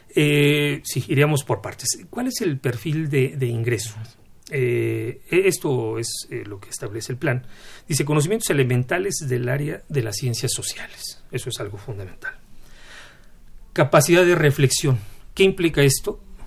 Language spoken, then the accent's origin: Spanish; Mexico